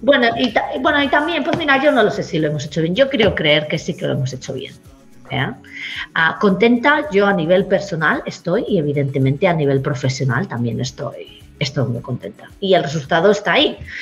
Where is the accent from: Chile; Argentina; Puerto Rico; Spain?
Spain; now in Queensland, Australia; A los que venimos de España